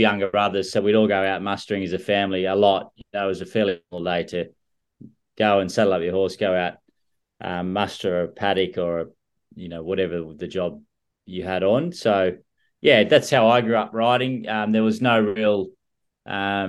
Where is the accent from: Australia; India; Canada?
Australia; Scone, New South Wales; where I grew up in Scone.